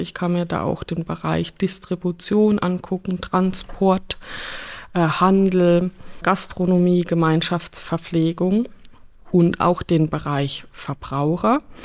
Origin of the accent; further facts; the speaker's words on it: Rhineland-Palatinate, Germany; Ich komme ja aus der Pfalz